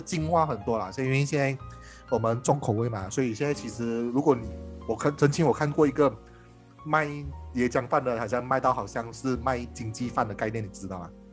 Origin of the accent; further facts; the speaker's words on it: Malaysia; 我们马来西亚人超爱吃